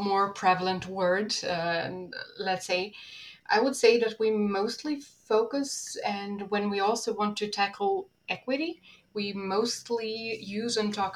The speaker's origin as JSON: {"language": "English", "country": "Serbia", "first_language": "Serbian", "second_language": "English"}